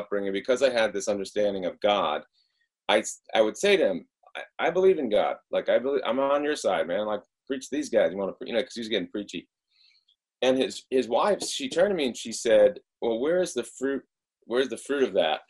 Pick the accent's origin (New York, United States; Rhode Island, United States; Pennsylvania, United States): Rhode Island, United States; moved away; I was brought up, I'm from Rhode Island originally, which is one of the first of the states.